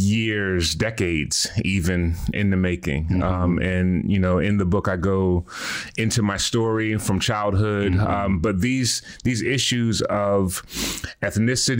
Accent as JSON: {"language": "English", "town": "Philadelphia", "region": "Pennsylvania", "country": "United States", "tie": "born or raised there", "said": "born and raised in Philly, did not grow up in a Christian home"}